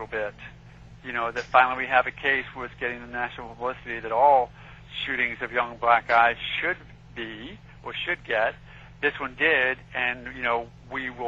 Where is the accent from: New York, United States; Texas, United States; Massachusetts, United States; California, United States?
New York, United States; New York City; now in Florida, United States; I grew up in Queens